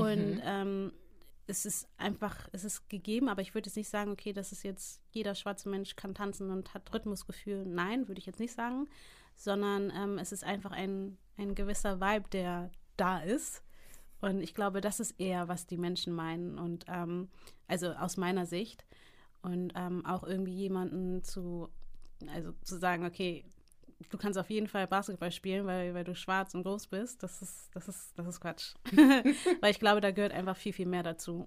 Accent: Hamburg, Germany; also born or lived in United States; in Hamburg geboren und aufgewachsen

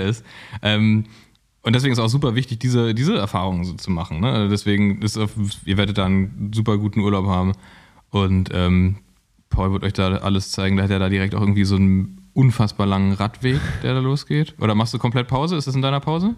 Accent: Cologne, North Rhine-Westphalia, Germany; now in Berlin, Germany; als Kölner

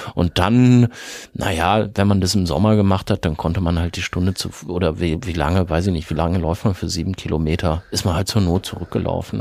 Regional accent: a village in East Westphalia, Minden-Lübbecke district, North Rhine-Westphalia, Germany; Ich komme aus einem Dorf in Ostwestfalen

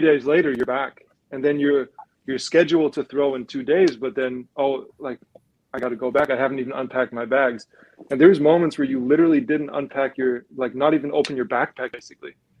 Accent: Germany; growing up, growing up in Germany

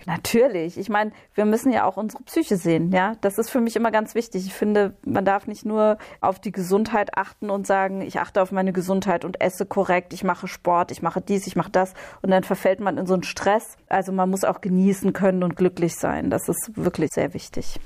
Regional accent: Hesse, Germany; moved away; also born or lived in Berlin; in Hessen, ich komme ja aus Hessen ursprünglich, da sagt man verkleppern.

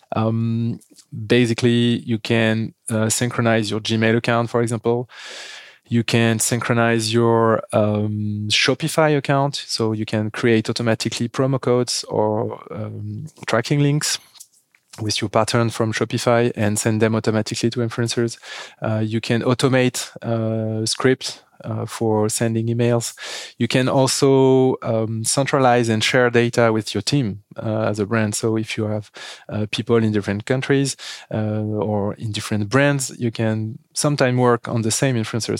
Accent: France; accent: French; English is a second language; As you can hear with my accent, we are French

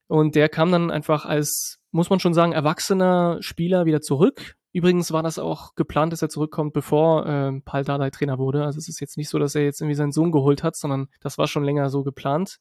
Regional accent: Berlin, Germany; also born or lived in France; ursprünglich aus Frankreich, in Berlin dann äh, groß geworden als, als Franzose

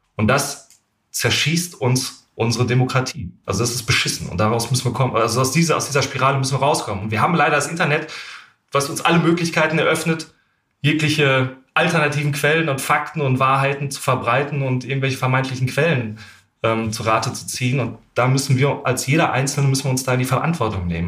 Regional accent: Germany; ich bin als Deutscher

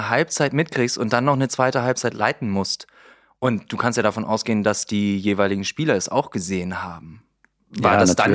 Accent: Bremen, Germany; das sage ich als Bremer, natürlich mit, mit grünem Herzen an der Stelle, mit traurigen grünen Herzen

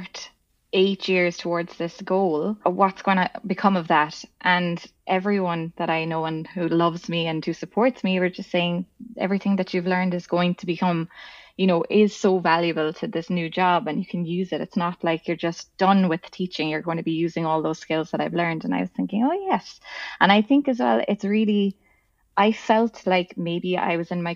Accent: Ireland; I'm from Ireland

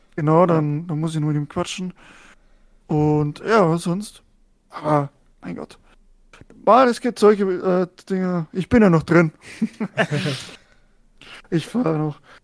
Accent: Germany; als Deutscher

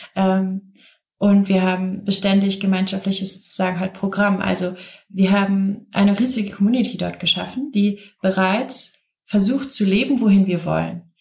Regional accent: south of Cologne, North Rhine-Westphalia, Germany; Ich bin aufgewachsen hier im Rheinland, direkt im Schatten von Shells Ölraffinerie, und zwar der größten Ölraffinerie hier in Deutschland, ähm, am Rhein, im, am Kölner Süden

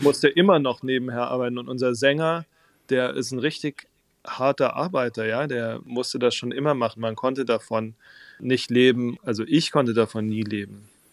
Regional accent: Waldenbuch, Baden-Württemberg, Germany; also born or lived in Tübingen / Husum; now in Hamburg, Germany; Von daher bin ich letztlich in Süddeutschland aufgewachsen, in diesem kleinen Ort Weidenbuch, wo auch die Rittersportschokolade herkommt

